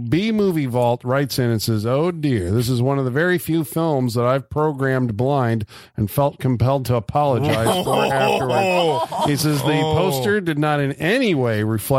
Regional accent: Wisconsin, United States; Then again, I'm also from Wisconsin.

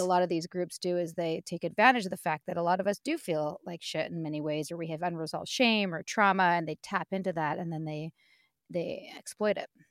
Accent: Vancouver, British Columbia, Canada; born and raised in Vancouver

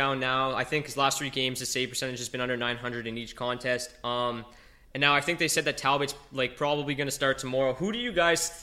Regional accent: Windsor, Ontario, Canada; we're from Windsor

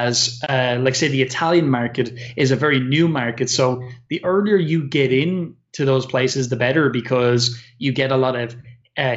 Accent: Ireland; I'm an Irish person

